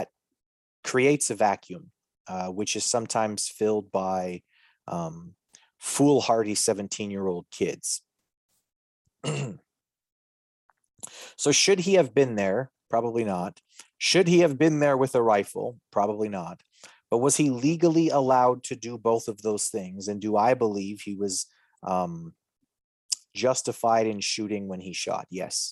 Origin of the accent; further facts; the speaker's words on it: Canada; as a Canadian